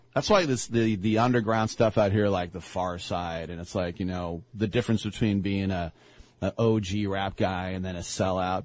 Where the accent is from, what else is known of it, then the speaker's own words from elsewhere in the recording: Richmond, California, United States; Where I grew up in in Richmond, which is predominantly African American, but I was in the Richmond Hills